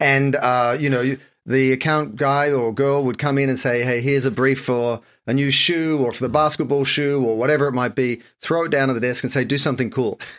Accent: Sydney, New South Wales, Australia; moved away as an adult; also born or lived in Japan / France / London; I'm like any other Aussie. I grew up in Sydney, spent a lot of time on the beaches

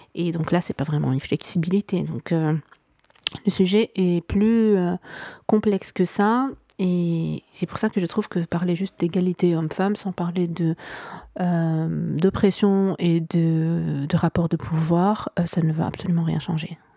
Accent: Morocco; also born or lived in Vietnam; je suis marocaine, je vis en ce moment au Maroc. je suis née ici, j'ai grandi ici

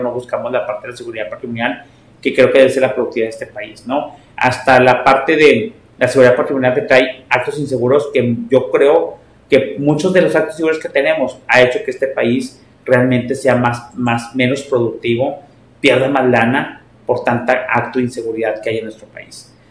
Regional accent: Mexico; somos los mexicanos más creativos del mundo

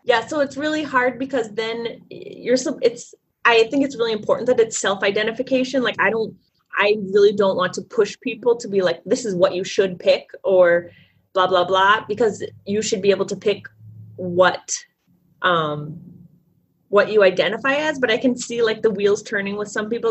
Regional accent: St. Paul, Minnesota, United States; I'm from St. Paul, Minnesota

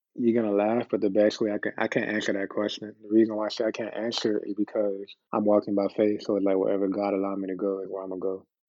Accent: Miami, Florida, United States; growing up in Miami, it always felt like we, it was a whole bunch of Caribbeans

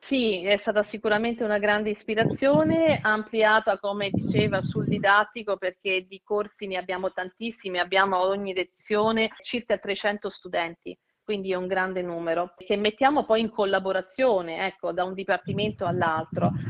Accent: Italy; also born or lived in United States; Io sono italiana ma sono anche americana

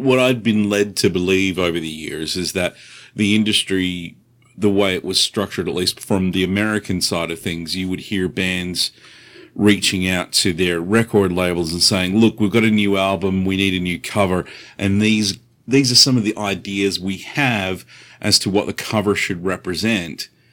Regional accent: Australia; now in United States; I'm from Australia originally

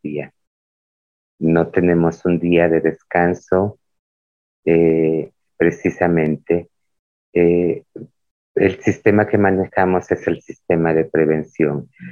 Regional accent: Isthmus of Tehuantepec, Oaxaca, Mexico; nuestra identidad cultural como muchas de la región del Istmo de Tehuantepec en el estado de Oaxaca, México

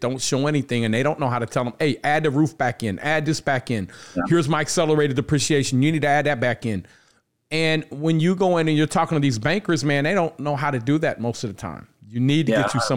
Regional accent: Cincinnati, Ohio, United States; I'm from Cincinnati

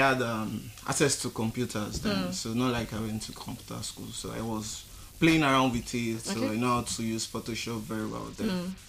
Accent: Badagry, Lagos, Nigeria; I'm from Lagos State, Badagry.

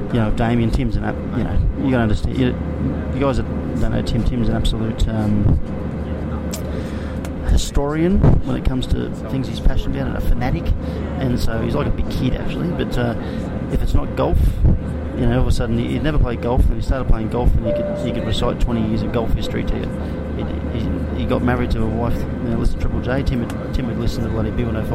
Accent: Brisbane, Queensland, Australia; also born or lived in South Korea; I'm a kid from Nunda, grew up as a battler

